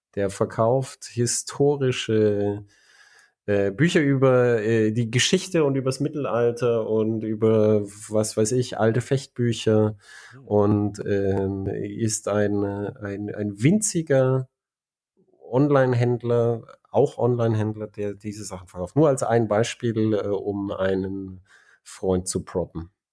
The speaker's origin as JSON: {"language": "German", "country": "Germany", "said": "ich bin ja äh, ein Deutscher."}